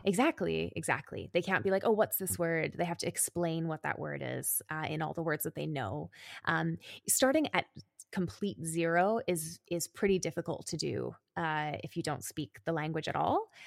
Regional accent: Calgary, Alberta, Canada; moved away as an adult; now in Berlin, Germany; I grew up in Canada. I am Canadian. I was in Calgary, which is a city in Alberta

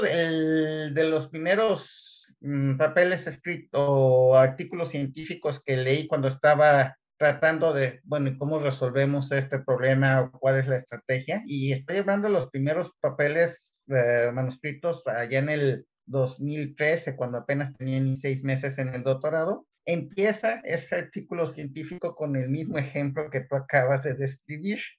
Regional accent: Guadalajara, Jalisco, Mexico; moved away as an adult; also born or lived in Querétaro; now in Kiruna, Sweden; yo soy de Guadalajara y allí estudié mecatrónica

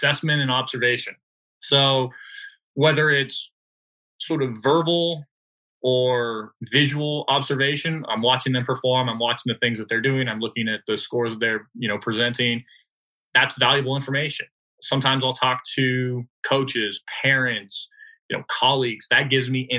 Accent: California, United States; I'm from California

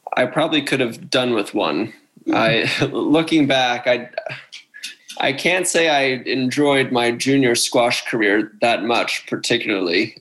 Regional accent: Wayne, Pennsylvania, United States; I'm from Wayne, Pennsylvania, near where uh, where Mitch has his practice now. That's where I grew up

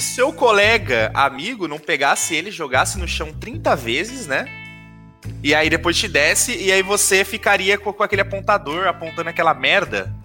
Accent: Caraguatatuba, São Paulo, Brazil; Em Caraguá, eu cresci com a mesma molecada desde o ensino fundamental

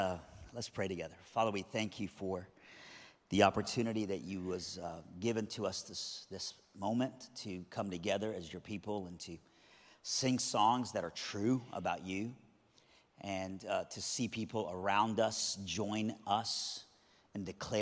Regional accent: South Iran, Iran; moved away; I'm originally from Iran, but even when I was in Iran, I was from South Iran, all right? So I've always been a Southerner, all right?

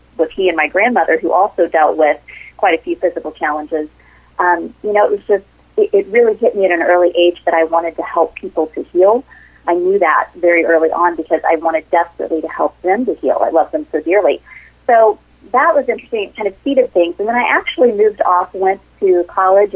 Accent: southeastern Missouri, United States; I grew up in a small town in southeastern Missouri with, you know, very humble beginnings.

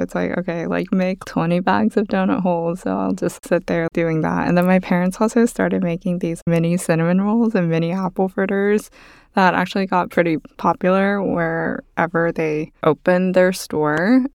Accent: Texas, United States; also born or lived in Busan, South Korea; moved to Texas

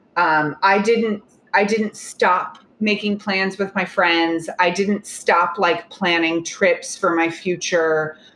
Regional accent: Oklahoma, United States; moved away; I'm from Oklahoma

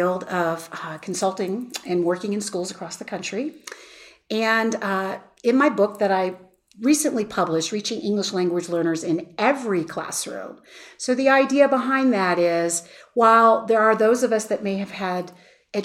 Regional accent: Tucson, Arizona, United States; I'm from Tucson, Arizona

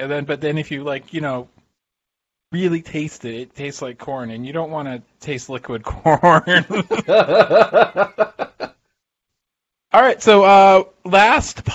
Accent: Philadelphia, Pennsylvania, United States; also born or lived in Connecticut; Philadelphian here

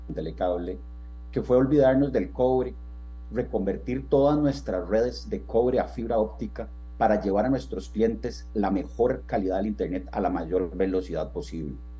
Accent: Costa Rica; somos ticos

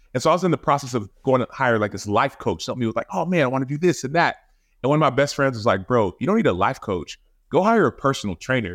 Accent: Dallas, Texas, United States; moved away as an adult; also born or lived in Chicago; I moved back to Dallas where I grew up

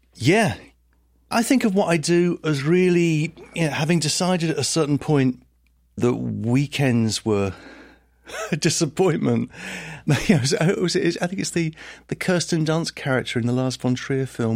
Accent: Letchworth Garden City, East of England, United Kingdom; also born or lived in Liverpool / Brooklyn, New York; now in New York, United States; I grew up in a town called Letchworth Garden City, which is, uh, about thirty miles north of London

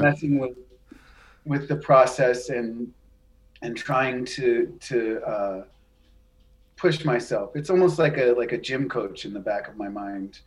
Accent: New Hampshire, United States; when I was growing up in New Hampshire

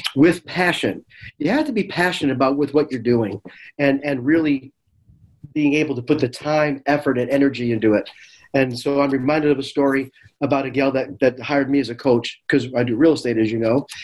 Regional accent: Chicago, Illinois, United States; moved away; also born or lived in the Valley; I'm from Chicago

